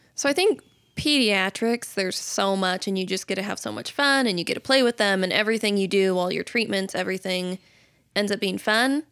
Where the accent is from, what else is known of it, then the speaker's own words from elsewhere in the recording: Camas, Washington, United States; moved away as an adult; also born or lived in Nampa, Idaho; now in Idaho, United States; I am from Washington in Camas